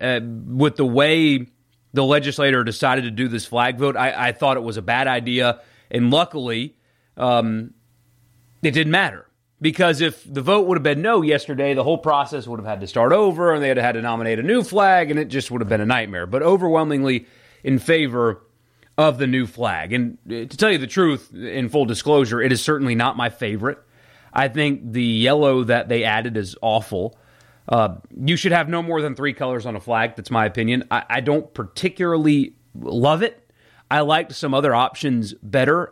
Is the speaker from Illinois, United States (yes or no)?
no; South Carolina, United States; moved away as an adult; now in Mississippi, United States; where I grew up in South Carolina, my high school team